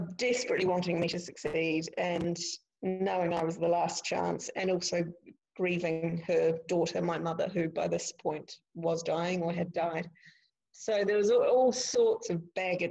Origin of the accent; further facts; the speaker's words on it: Dunedin, Otago, New Zealand; moved away as an adult; now in Scotland, United Kingdom; I went back home to Dunedin, and which was my hometown